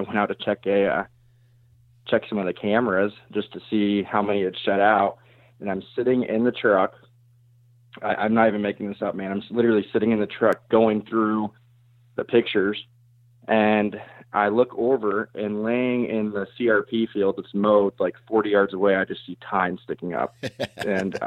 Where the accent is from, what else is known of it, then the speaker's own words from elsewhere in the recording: South Central Iowa, United States; I'm from South Central Iowa. I actually live just outside of Knoxville